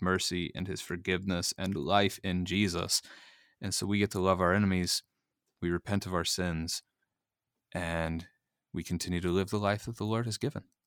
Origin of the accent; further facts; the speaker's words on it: Missouri, United States; growing up in Missouri and living in Missouri